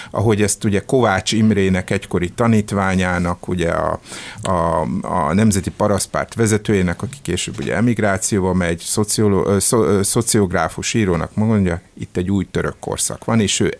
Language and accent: Hungarian; Hungary; hogy mi magyarok különbek vagyunk, mint akárki más itt, hogy mi itt magyarok vagyunk az egyetlen képviselői a békének